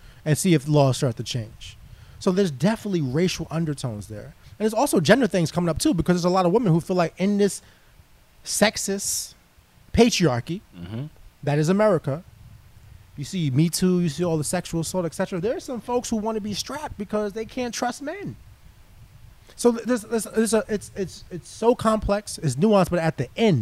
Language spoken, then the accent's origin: English; New York City, New York, United States; growing up in inner city, growing up in Harlem, single mom, being raised, only boy, youngest